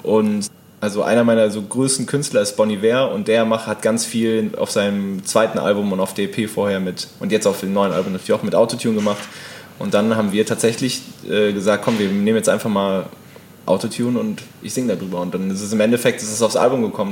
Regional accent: Hennef, North Rhine-Westphalia, Germany; moved away; Hennef, so wie der Song ursprünglich hieß, das ist da, wo ich herkomme

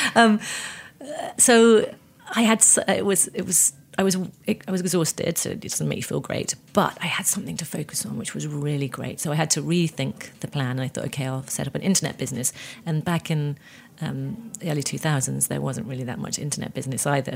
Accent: United Kingdom; I'm British.

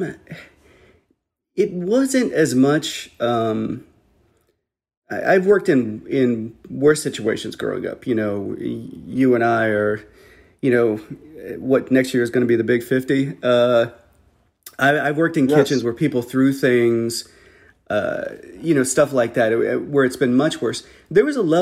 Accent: Midwest, United States; growing up in the Midwest

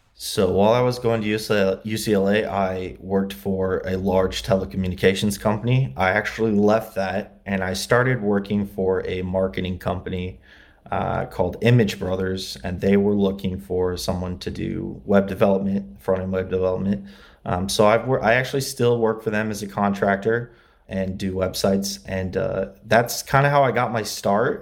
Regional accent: LaGrange, Indiana, United States; moved away as an adult; also born or lived in Muncie, Indiana; now in Los Angeles, United States; I grew up in Indiana, LaGrange, Indiana, uh, it's near South Bend.

